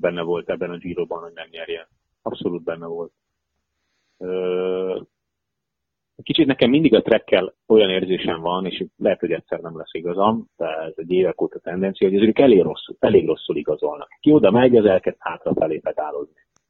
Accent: Hungary

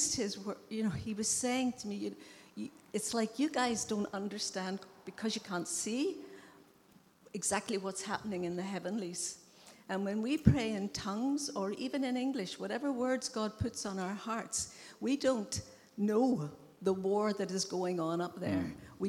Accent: Ireland; moved away; I'm Irish.

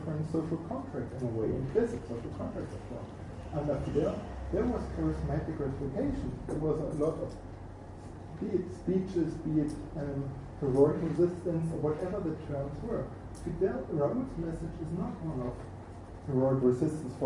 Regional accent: Germany; I'm from Germany

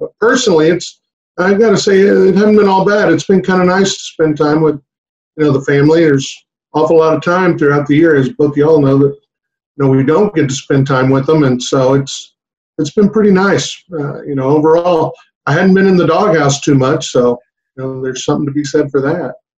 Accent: Harlingen, Texas, United States; I grew up down in the valley, my uh, in Harlingen

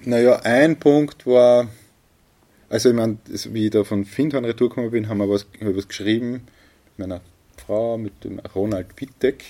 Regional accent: a village in Lower Austria, Austria; hier im Ort, mhm. da in einem Dorf in Niederösterreich

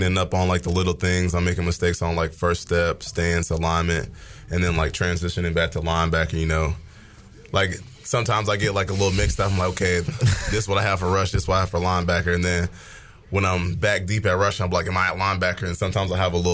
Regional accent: New Hampshire, United States; I was born in New Hampshire

